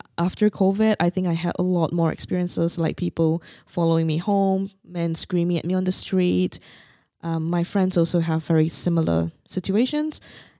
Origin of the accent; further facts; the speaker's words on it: Singapore; moved away; Because I came from Singapore and it's so safe.